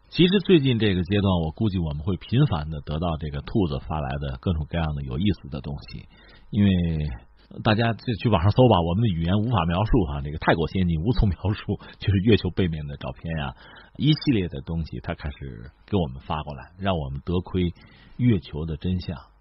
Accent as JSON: {"language": "Chinese", "country": "China", "said": "作为中国人"}